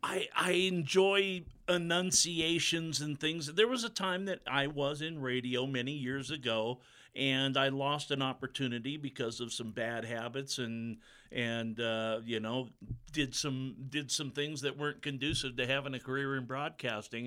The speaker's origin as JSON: {"language": "English", "region": "Pacific Northwest", "country": "United States", "tie": "born or raised there", "moved": "as an adult", "lives_now": "Butte, United States", "said": "born and raised in the Pacific Northwest, lived most of my life there and around it."}